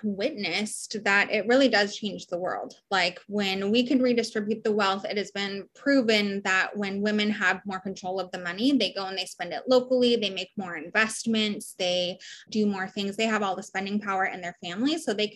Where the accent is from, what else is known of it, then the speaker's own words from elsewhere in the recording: Honolulu, Hawaii, United States; also born or lived in Portland, Oregon / San Diego, California; I split my time. My whole life has been split between Honolulu, Hawaii, Portland, Oregon, and San Diego, California. My dad was in the Navy.